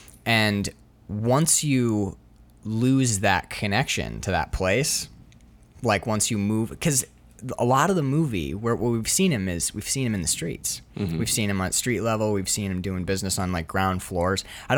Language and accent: English; New York City, New York, United States; which is like, I grew up in Harlem, man.